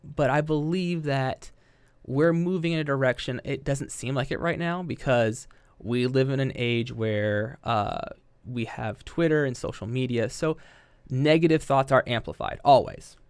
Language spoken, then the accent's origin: English; Yellow Springs, Ohio, United States; I grew up in Yellow Springs